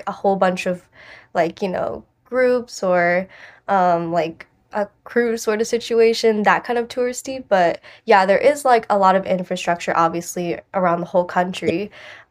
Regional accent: United States; I'm 100% Chinese. I grew up completely in the US

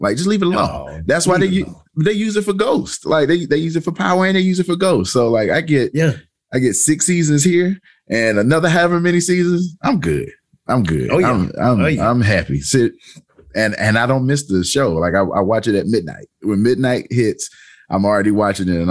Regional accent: Manning, South Carolina, United States; moved away as an adult; now in Greenville, United States; I'm from Manning, South Carolina, a little small town off of 95. I moved up to Greenville about 10 years ago.

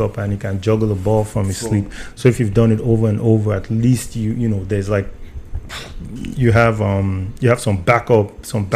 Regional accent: Nigeria; moved away; I'm Nigerian

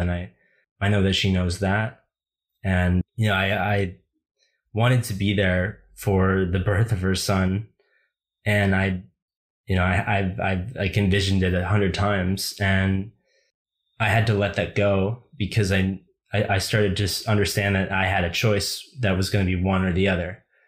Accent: United States; as a young boy growing up in America

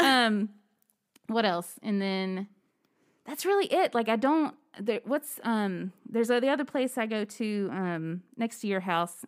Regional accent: Alabama, United States; where I grew up in Alabama

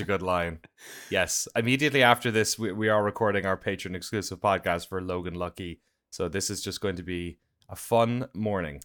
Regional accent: Ireland; now in United States; as an Irish guy.

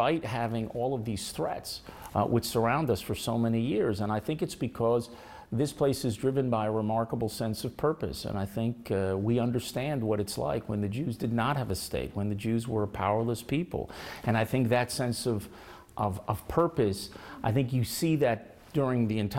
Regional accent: Miami Beach, Florida, United States; now in Israel; when I was growing up in Miami Beach

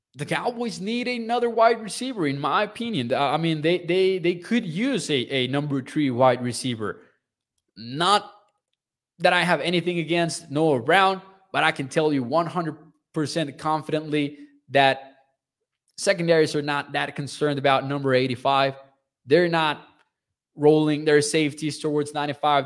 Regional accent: Mexico; I'm from Mexico

